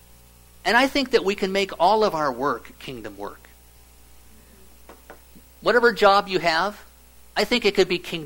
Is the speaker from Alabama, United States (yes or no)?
no; Nebraska, United States; I grew up in Nebraska. It's a lot of small towns where I grew up.